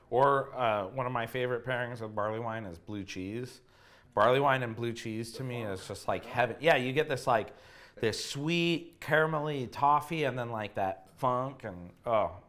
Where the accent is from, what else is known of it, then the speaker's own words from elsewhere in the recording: Chico, California, United States; I grew up in Chico, California, which is home of Sierra Nevada